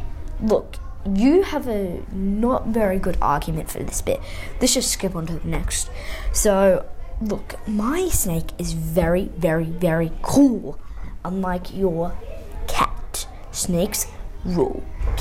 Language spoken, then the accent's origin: English; Australia; I'm 10 from Australia, not Austria